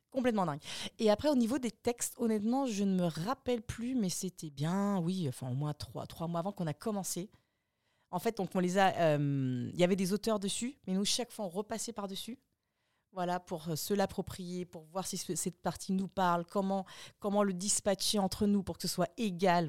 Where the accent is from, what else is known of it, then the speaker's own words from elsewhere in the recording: Austria; moved away; j'ai grandi en Autriche